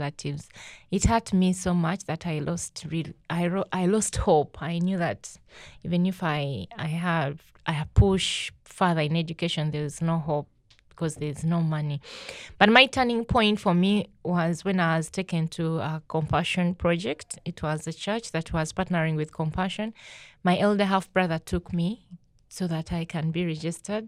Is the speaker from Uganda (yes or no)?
yes; Uganda; moved away; my life growing up in Uganda is not fun